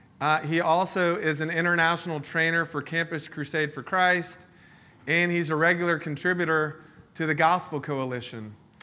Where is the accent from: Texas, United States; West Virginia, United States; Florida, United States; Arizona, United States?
Florida, United States; Polk County; We grew up in Polk County, Florida, where sometimes we didn't even have shoes going to school.